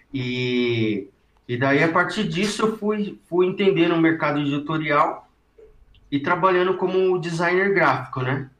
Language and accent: Portuguese; ABC Paulista, São Paulo, Brazil; eu sou do ABC paulista